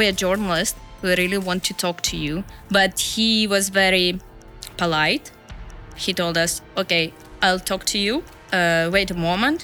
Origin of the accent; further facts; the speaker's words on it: Russia; now in Latvia; I'm a journalist from Russia, currently based in Latvia